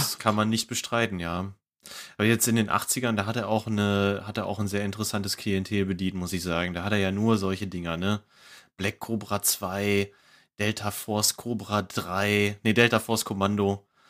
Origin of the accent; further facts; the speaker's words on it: Ruhr area, North Rhine-Westphalia, Germany; ich komme aus dem Ruhrgebiet und ne, größtes Ballungsgebiet Deutschlands